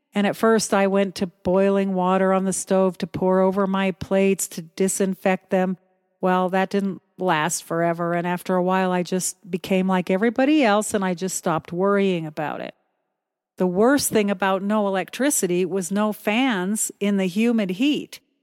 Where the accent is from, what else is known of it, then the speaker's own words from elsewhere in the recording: United States; moved away as an adult; also born or lived in Philippines; as an American